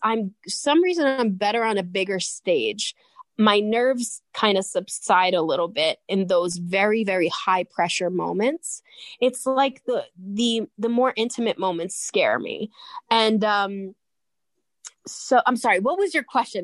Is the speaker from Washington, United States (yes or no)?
no; New York City, New York, United States; I grew up in Howard Beach, Queens, New York